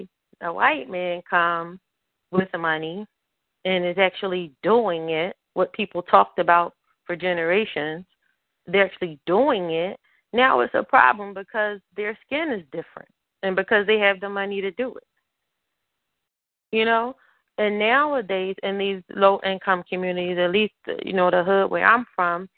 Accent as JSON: {"language": "English", "town": "Philadelphia", "region": "Pennsylvania", "country": "United States", "tie": "born or raised there", "said": "I grew up in North Philly too"}